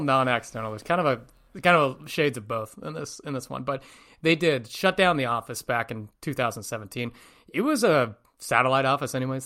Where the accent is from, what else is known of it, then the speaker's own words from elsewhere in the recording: north of San Francisco, Northern California, United States; moved away; Born, born and raised in Northern California, just north of San Francisco, about an hour, hour and a half